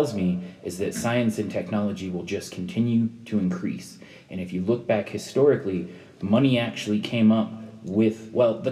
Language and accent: English; United States; the privileged position of being an American